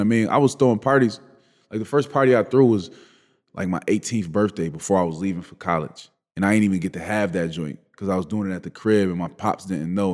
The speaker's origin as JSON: {"language": "English", "town": "Buffalo", "region": "New York", "country": "United States", "tie": "born or raised there", "said": "growing up in Buffalo"}